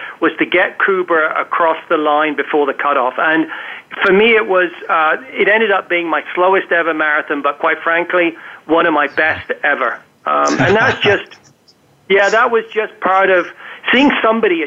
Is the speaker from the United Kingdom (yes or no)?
yes; England, United Kingdom; now in Canada; I was born in England, live in Canada